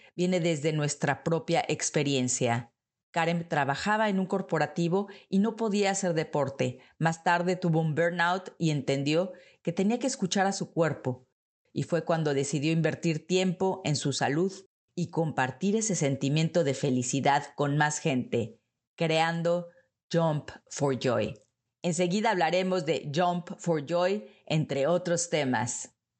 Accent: Mexico; now in Netherlands; nosotros somos mexicanas y estamos aquí también holandesas

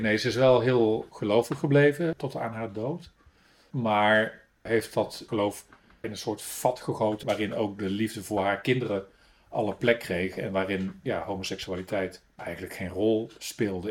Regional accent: Breda, North Brabant, Netherlands; accent: Brabant; moved away as an adult; also born or lived in Paris; now in Hooge Zwaluwe, Netherlands; geboren in Breda

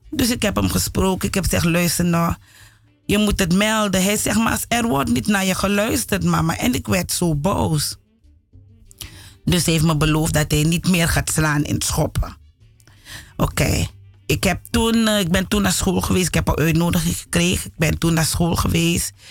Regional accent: Suriname; now in Netherlands; Omdat ik het als kind ook heb meegemaakt in Suriname.

